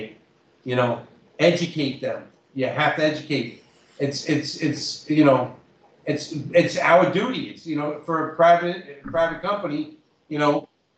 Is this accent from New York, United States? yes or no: yes; New York, United States; moved away; also born or lived in Toronto, Canada / Guelph, Canada; I'm just from the Bronx